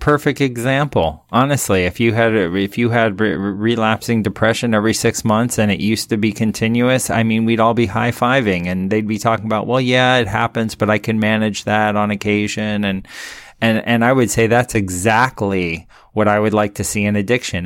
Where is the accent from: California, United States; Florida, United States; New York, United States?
Florida, United States; Miami; also born or lived in Big Island, Hawaii; now in Hawaii, United States; I'm from Miami